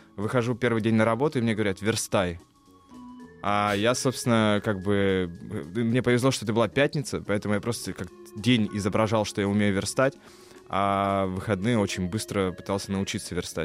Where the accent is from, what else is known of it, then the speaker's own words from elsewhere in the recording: Kirov, Kirov Oblast, Russia; Я родился в Кирове, да, Вятка Киров